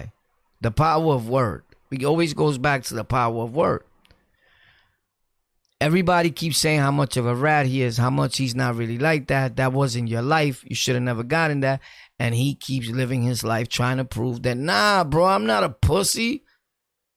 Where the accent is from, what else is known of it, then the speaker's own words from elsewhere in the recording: New York City, New York, United States; I'm from Brooklyn, born and raised, and I've ran through everywhere in Brooklyn